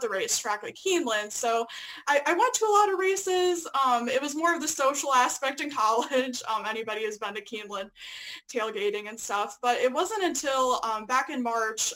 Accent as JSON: {"language": "English", "region": "Illinois", "country": "United States", "also_born_or_lived": "Lexington, Kentucky", "moved": "as an adult", "said": "I'm originally from Illinois."}